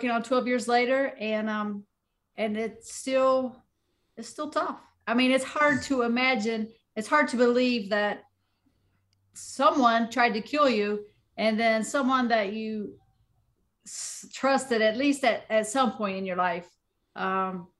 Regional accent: Southern West Virginia, United States; I'm from Southern West Virginia

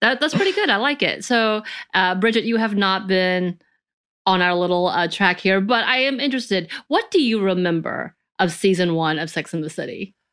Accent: the South, United States; growing up in the Southern culture, very religious culture

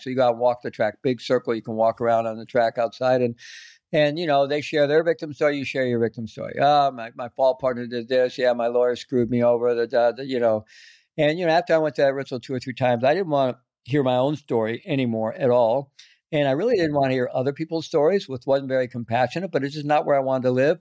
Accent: Missouri, United States; moved away as an adult; also born or lived in South America; I grew up in Missouri.

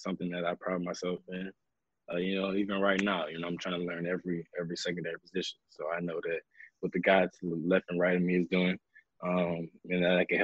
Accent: Louisiana, United States; I'm from Louisiana

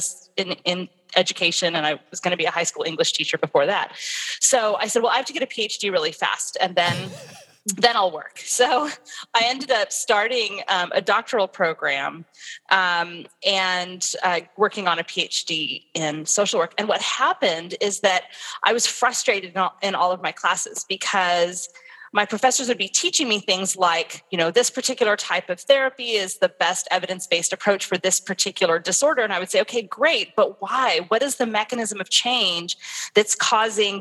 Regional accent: Southern California, United States; moved away; I'm from Southern California. My family was there

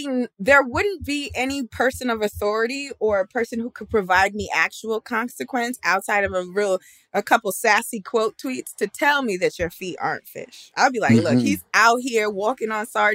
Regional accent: New York City, New York, United States; I'm Black. I'm from Brooklyn.

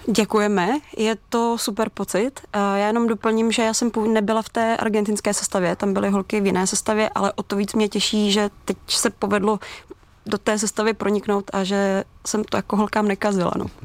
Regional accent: Czechia; my jako Češi

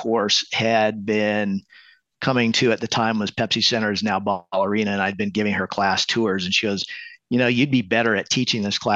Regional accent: New Mexico, United States; moved away as an adult; also born or lived in Los Angeles, California; now in Denver, United States; I grew up in New Mexico and, you know, my parents had horses and cattle and llamas and stuff like that.

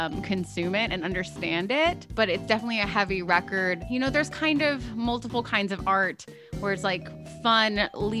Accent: Northern California, United States; now in Los Angeles, United States; I grew up in Northern California.

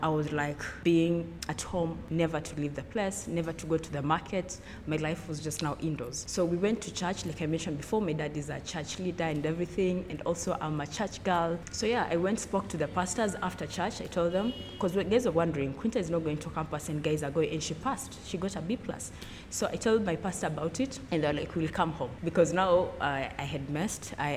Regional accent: Lugulu, Western Kenya, Kenya; I'm from Kenya, from western part of Kenya. in Lugulu

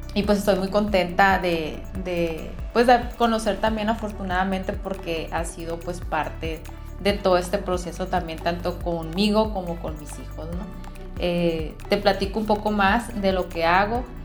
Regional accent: Caborca, Sonora, Mexico; soy de Caborca, Sonora

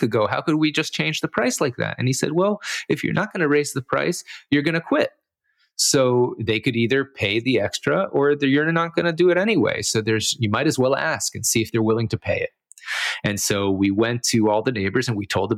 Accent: Miami, Florida, United States; also born or lived in St. Louis, Missouri / Israel; I moved to Miami when I was 8 years old.

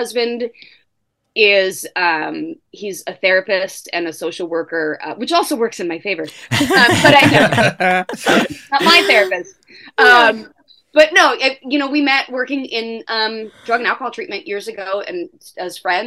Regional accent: Orange County, California, United States; I grew up in Orange County, again, in a nice neighborhood

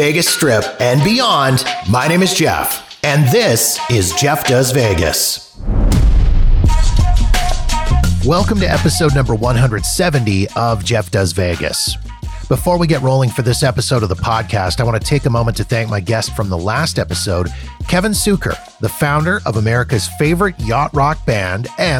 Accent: Winnipeg, Manitoba, Canada; he shared the story of his first visit to my hometown of Winnipeg and the uniquely Winnipeg experience he got to be a part of.

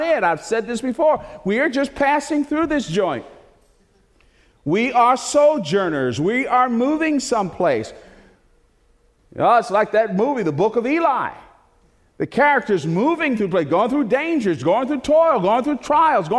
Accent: Newark, New Jersey, United States; also born or lived in Plainfield, New Jersey; I was born and raised in Newark, New Jersey, first 12 years of my life, and then we moved to Plainfield, New Jersey

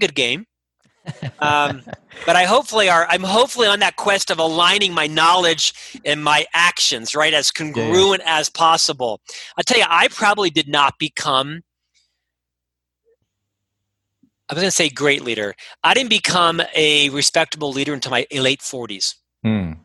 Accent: Orlando, Florida, United States; now in Salt Lake City, United States; I'm actually from Orlando, Florida. Born and raised in Central Florida

